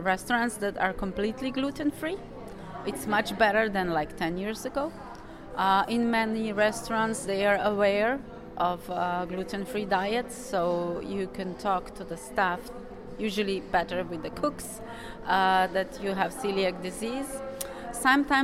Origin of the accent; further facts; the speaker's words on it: Slovenia; I'm from Slovenia.